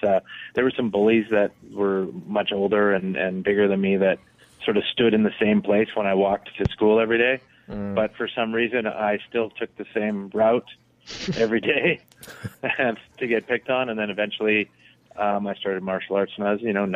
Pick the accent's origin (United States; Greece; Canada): Canada; I'm Canadian